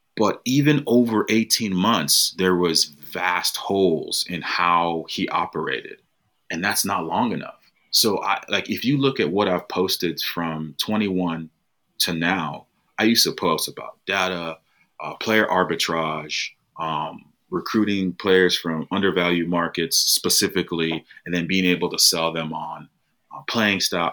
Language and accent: English; United States; I'm from the United States. Um, I grew up playing American football